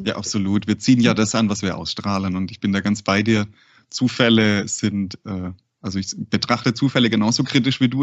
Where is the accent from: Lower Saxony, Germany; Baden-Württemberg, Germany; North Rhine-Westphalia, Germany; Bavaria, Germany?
Baden-Württemberg, Germany; Cleversulzbach; Und ich bin äh, in, der, in einer sehr ländlichen Gegend bei Heilbronn aufgewachsen. Genau heißt das Dorf Klaversulzbach